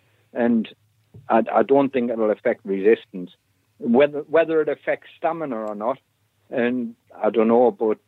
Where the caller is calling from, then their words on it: North East England, United Kingdom; Near Sunderland.